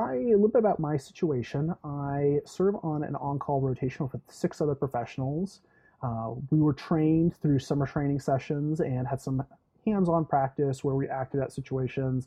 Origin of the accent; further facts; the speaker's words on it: California, United States; moved away as an adult; also born or lived in Indiana; now in Michigan, United States; I came from California originally, where I was an RA for about 3 years, and then I moved out to Indiana